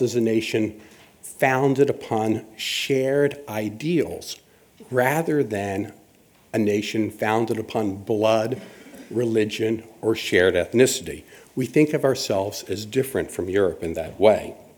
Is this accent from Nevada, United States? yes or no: no; Richmond, Virginia, United States; now in Montgomery, United States; I grew up in Richmond, Virginia, which is the second capital of the Confederacy. Today I live in the first, Montgomery, Alabama.